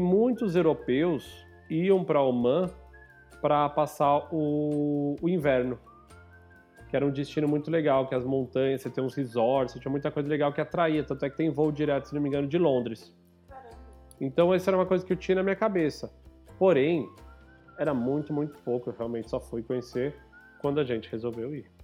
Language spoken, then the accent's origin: Portuguese; Brazil; como brasileiro